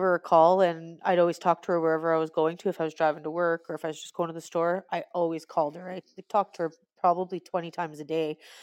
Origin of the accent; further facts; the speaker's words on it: Alberta, Canada; I am from Alberta, Canada.